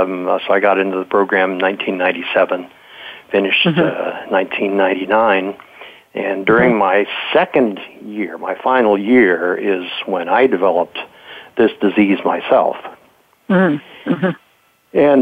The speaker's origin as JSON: {"language": "English", "town": "Modesto", "region": "California", "country": "United States", "tie": "born or raised there", "said": "my childhood, I grew up in Modesto, California."}